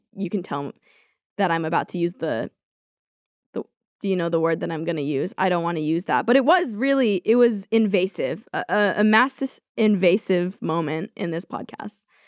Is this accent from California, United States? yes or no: yes; California, United States